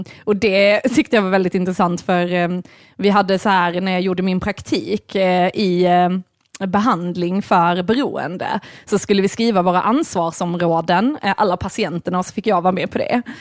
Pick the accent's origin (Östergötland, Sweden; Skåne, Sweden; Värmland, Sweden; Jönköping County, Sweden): Skåne, Sweden; Malmö; also born or lived in Lund; jag är ju ändå uppväxt i Malmö